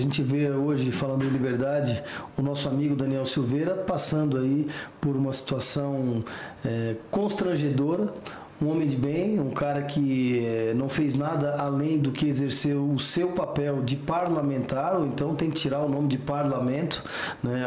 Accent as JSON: {"language": "Portuguese", "town": "Criciúma", "region": "Santa Catarina", "country": "Brazil", "tie": "born or raised there", "said": "lá na cidade de Criciúma, minha cidade natal, em Santa Catarina"}